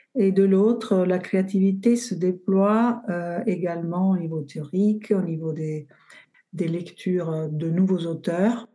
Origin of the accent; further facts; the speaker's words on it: Bari, Apulia, Italy; French is a second language; moved away as an adult; also born or lived in Florence; now in Montpellier, France; je suis partie de Bari, de ma région d'origine, en Italie